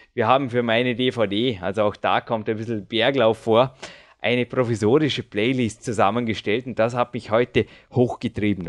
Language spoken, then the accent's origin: German; Dornbirn, Vorarlberg, Austria; also born or lived in Feldkirch; ich bin jetzt 34 Jahre alt, ich lebe seit 34 Jahren in Dornbirn. Bin zwar geboren in Felki, aber das war nur das Krankenhaus